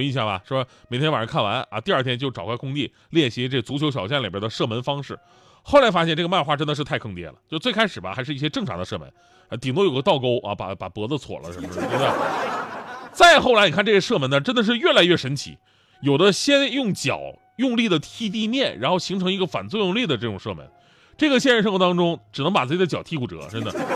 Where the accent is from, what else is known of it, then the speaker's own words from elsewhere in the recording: Yanbian, Jilin, China; 当年我家乡的球队延边奥东队